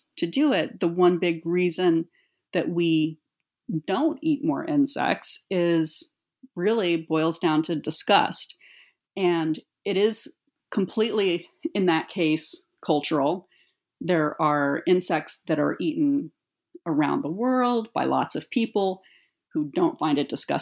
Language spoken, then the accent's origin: English; United States; growing up as an American woman